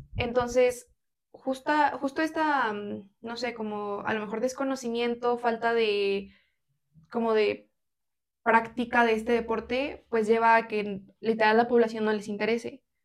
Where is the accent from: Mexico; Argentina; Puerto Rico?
Mexico; como mexicanos y mexicanas le damos mucha más prioridad